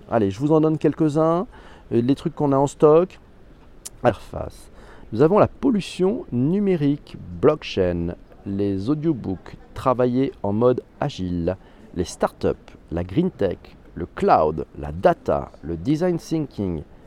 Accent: Corsica, France; chez moi en Corse

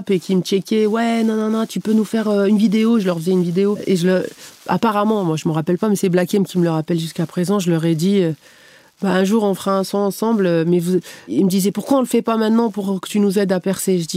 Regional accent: Canada; tous les gens qui perçaient, ils me disaient, tu viens d'où bah, je disais du Canada.

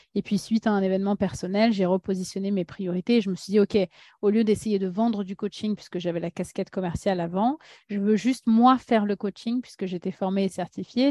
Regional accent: Paris, Île-de-France, France; French is a second language; also born or lived in Russia; je suis née en Russie, arrivée en France à l'âge de 5 ans avec euh, ma famille. Euh, j'étais la première à apprendre le français en tant que grande sœur, donc beaucoup de pression, moi, très jeune, que j'ai eue. Puis j'ai grandi à Paris

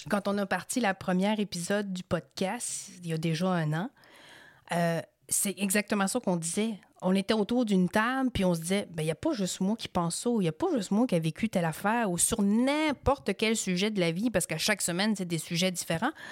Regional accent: Fatima, Quebec, Canada; moi, je venais de Fatima

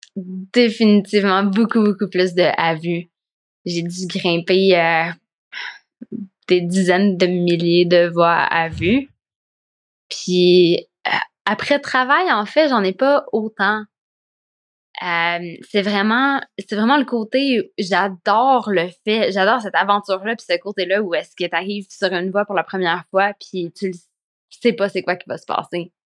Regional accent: Quebec, Canada; moved away as an adult; also born or lived in Spain; quand je suis partie du Québec

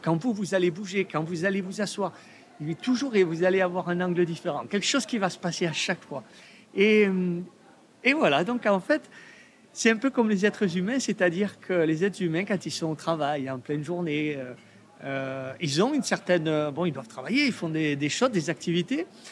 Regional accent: Provence-Alpes-Côte d'Azur, France; je viens de Provence, du sud de la France

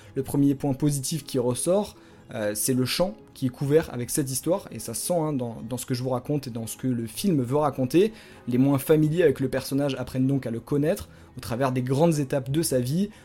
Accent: France

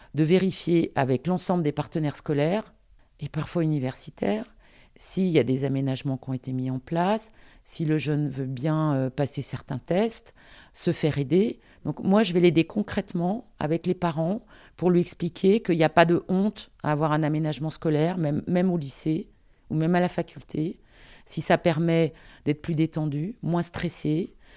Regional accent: Lyon, Auvergne-Rhône-Alpes, France; also born or lived in Paris; je suis lyonnaise

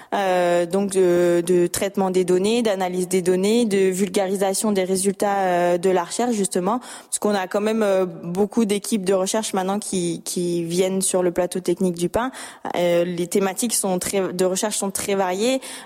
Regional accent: Lorraine, Grand Est, France; moved away; je suis originaire de Lorraine

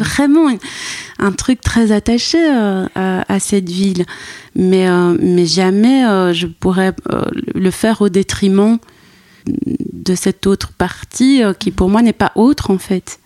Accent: Brussels, Brussels-Capital Region, Belgium; j'ai grandi à Bruxelles convaincue que j'étais métisse

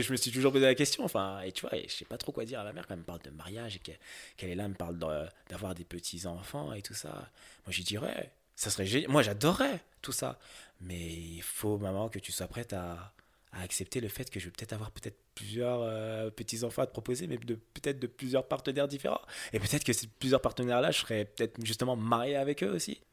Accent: France; j'ai grandi en France, et je suis typiquement un occidentaux

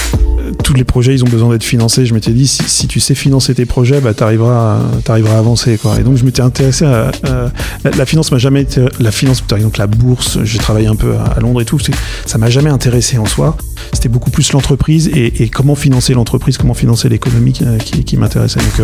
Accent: Nantes, Pays de la Loire, France; also born or lived in Edinburgh; Je suis marié, nantais. En fait, je suis nantais d'origine même. J'ai été me balader pendant mes études, mais je suis revenu pour bosser et entreprendre

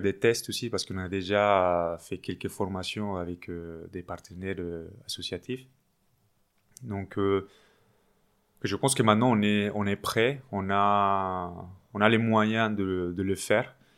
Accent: Medellín, Antioquia, Colombia; French is a second language; moved away as an adult; also born or lived in Paris, France; now in France; Je suis colombien, oui. Je viens de Medellín, la deuxième ville euh, en Colombie où j'étais étudiant en droit jusqu'à 2011

